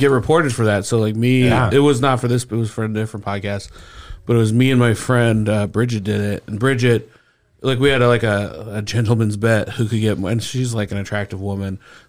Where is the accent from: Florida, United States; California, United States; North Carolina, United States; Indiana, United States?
Indiana, United States; Speedway; And I grew up in Speedway